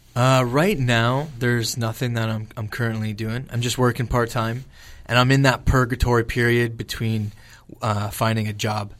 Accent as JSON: {"language": "English", "town": "LaSalle", "region": "Ontario", "country": "Canada", "tie": "born or raised there", "said": "born and raised in LaSalle."}